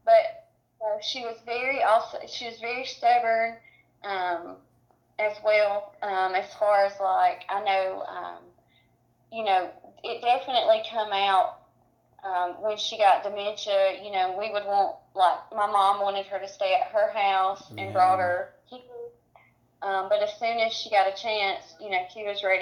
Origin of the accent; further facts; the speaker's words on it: Cedartown, Georgia, United States; we live in Cedartown. We grew up here